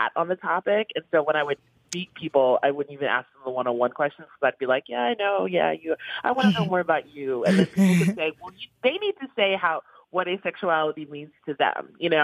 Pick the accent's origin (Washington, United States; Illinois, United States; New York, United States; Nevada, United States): New York, United States; New York City; I grew up in the East Village